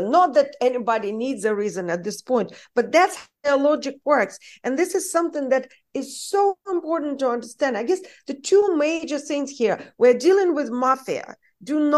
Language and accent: English; United States; English is a second language; because I am an American, despite my accent. For those of you who don't know, I'm an American citizen. I spent most of my conscious life in the United States.